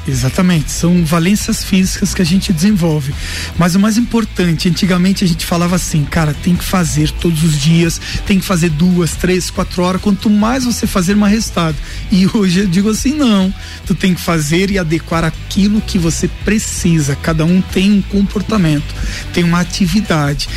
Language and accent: Portuguese; Lages, Santa Catarina, Brazil; Lages, né? Minha cidade natal não quis sair daqui